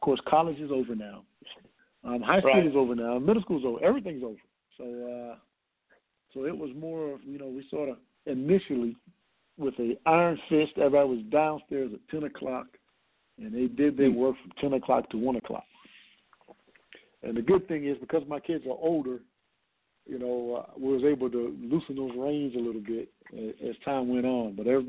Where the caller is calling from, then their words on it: Columbia, South Carolina, United States; I'm in Columbia.